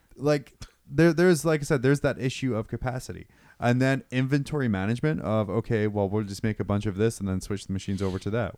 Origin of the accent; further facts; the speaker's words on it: United Kingdom; moved away; move back to my home country.